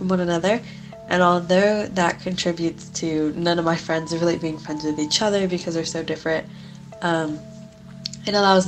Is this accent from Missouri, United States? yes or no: no; Texas, United States; from Texas, United States